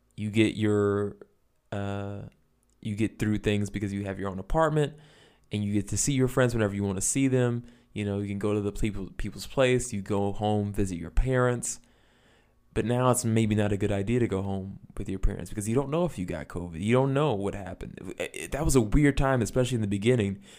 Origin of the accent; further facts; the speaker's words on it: United States; As an American